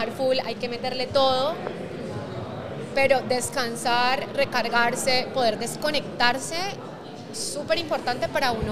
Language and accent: Spanish; Cali, Valle del Cauca, Colombia; De Cali, pero